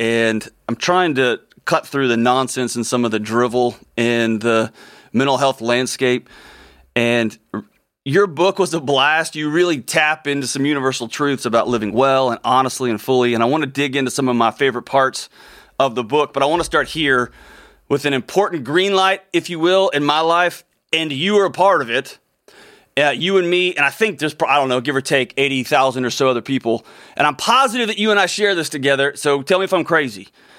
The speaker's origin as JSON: {"language": "English", "region": "Texas", "country": "United States", "tie": "born or raised there", "said": "growing up in Texas and splitting time between the Houston area and West Texas."}